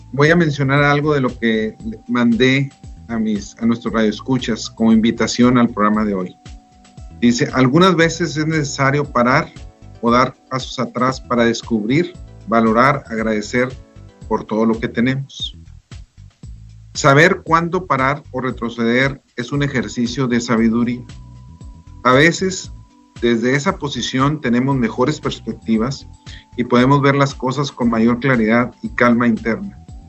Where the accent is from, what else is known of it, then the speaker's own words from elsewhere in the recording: Delicias, Chihuahua, Mexico; yo soy de Delicia, Chihuahua